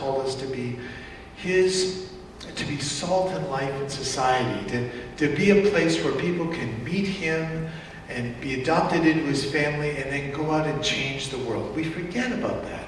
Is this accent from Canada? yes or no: yes; Canada; my people got off the boat about 100 years ago in Canada, and other than calling myself Canadian, what am I?